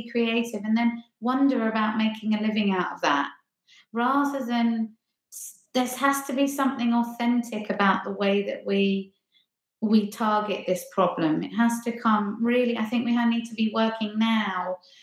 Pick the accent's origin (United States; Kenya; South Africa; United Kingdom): United Kingdom; Ringmer, South East England; moved away as an adult; now in Hackney, London, United Kingdom; I'm from Ringmer, which is just outside Lewes, kind of the other side of Brighton. Yeah, so down in East Sussex.